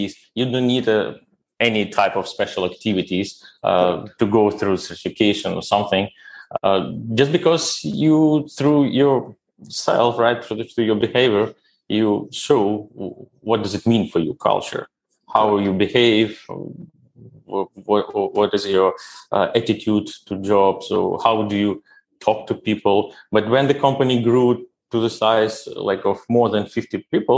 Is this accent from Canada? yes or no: no; Kyiv, Ukraine; moved away as an adult; now in India; I was born in Ukraine, in ex-USSR, as I said. It was still that big country. And my education I got as well in Kyiv, where I grew up, is the capital of our country